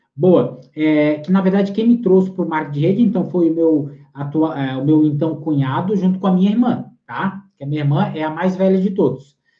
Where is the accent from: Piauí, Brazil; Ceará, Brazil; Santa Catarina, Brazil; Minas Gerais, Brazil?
Santa Catarina, Brazil; Lages; now in Palhoça, Brazil; eu sou natural de Lages, aqui em Santa Catarina